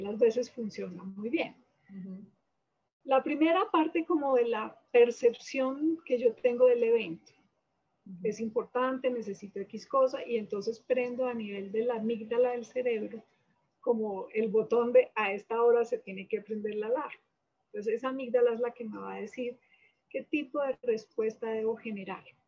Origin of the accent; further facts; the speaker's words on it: Manizales, Caldas, Colombia; moved away as an adult; now in Bogotá, Colombia; yo soy de Manizales, eh, estudié medicina en la Universidad de Caldas y después vine a Bogotá